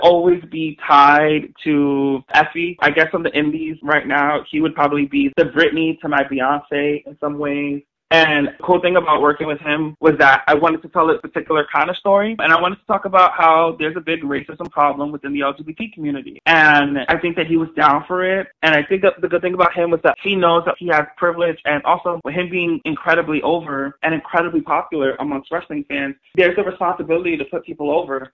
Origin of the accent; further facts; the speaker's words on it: New York City, New York, United States; I grew up in the South Bronx in New York City at the Claremont Project in Morrisania section of the Bronx